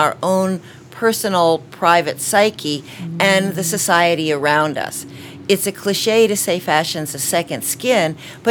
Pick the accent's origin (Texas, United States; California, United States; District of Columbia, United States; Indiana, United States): District of Columbia, United States; Washington; also born or lived in Boston; I was born in Boston and grew up mostly in Washington, D.C.